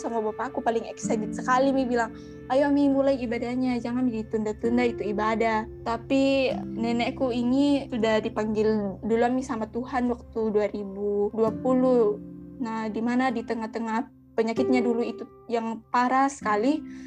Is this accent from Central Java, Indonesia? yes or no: no; Toraja, South Sulawesi, Indonesia; also born or lived in Rantepao / Bori; saya orang Toraja